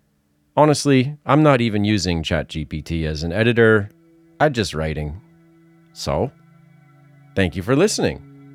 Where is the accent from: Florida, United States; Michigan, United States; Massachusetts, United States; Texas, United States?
Massachusetts, United States; accent: Massachusetts; Because I'm from Massachusetts and he talks like people I grew up with.